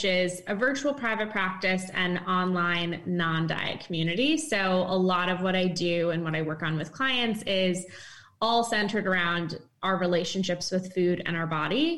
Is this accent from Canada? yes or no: no; East Coast, United States; moved away as an adult; now in San Francisco, United States; I'm from the East Coast, but then moved recently back over to San Francisco.